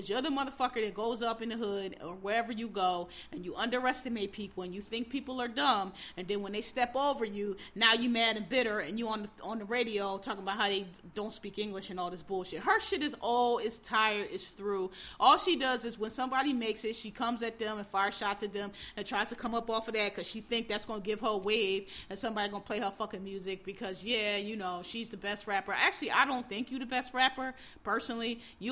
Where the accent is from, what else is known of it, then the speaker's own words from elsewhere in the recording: Philadelphia, Pennsylvania, United States; I grew up in the inner city, I grew up in Philadelphia